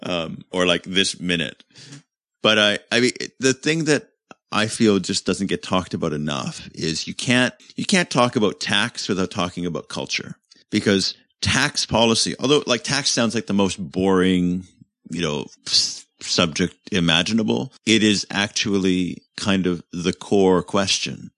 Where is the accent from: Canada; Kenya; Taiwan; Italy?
Canada; moved away; also born or lived in United Kingdom; as a Commonwealth citizen, as a Canadian